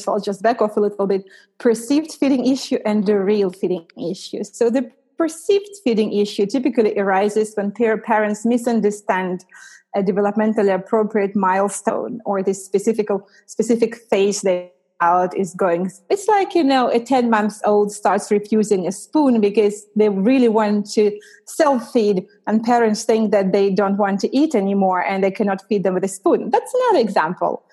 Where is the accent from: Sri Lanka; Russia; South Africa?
Russia; also born or lived in United States / Canada; now in London, United Kingdom; I'm from Russia originally.